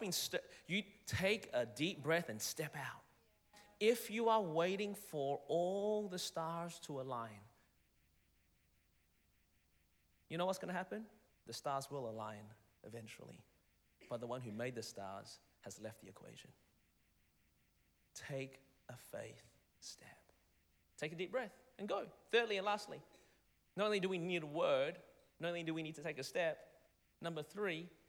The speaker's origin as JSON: {"language": "English", "town": "Melbourne", "region": "Victoria", "country": "Australia", "tie": "born or raised there", "moved": "as an adult", "lives_now": "Anderson, United States", "said": "I was born and raised in Melbourne, Australia"}